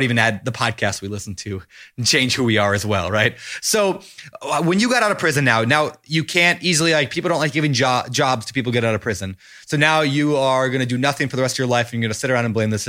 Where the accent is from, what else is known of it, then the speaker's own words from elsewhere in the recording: Minnesota, United States; moved away as an adult; My home turf. I left there at 18 and didn't come back. Okay, I've been back. But I do like Minnesota. I'm glad that, you know, you're representing my home state here.